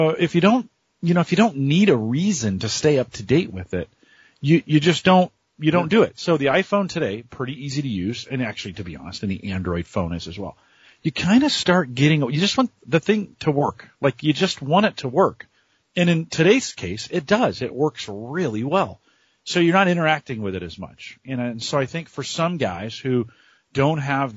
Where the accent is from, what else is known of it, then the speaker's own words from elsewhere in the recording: San Jose, California, United States; San Jose, California is my hometown. I grew up around computers